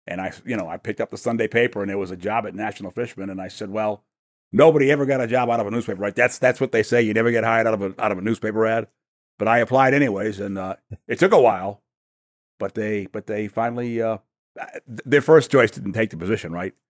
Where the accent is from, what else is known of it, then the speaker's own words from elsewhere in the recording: New York City, New York, United States; also born or lived in Maine; I was born in New York City and, uh, and lived there as a boy